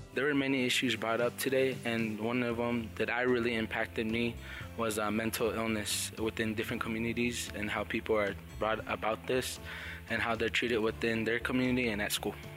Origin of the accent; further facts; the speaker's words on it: Pueblos of San Felipe, Santo Domingo, and San Ildefonso, New Mexico, United States; I come from the Pueblos of San Felipe, Estera, and San Ildefonso